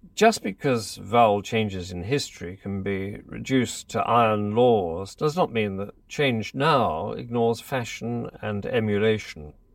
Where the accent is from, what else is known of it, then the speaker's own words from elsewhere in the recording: Leatherhead, South East England, United Kingdom; I was brought up in Leatherhead in Surrey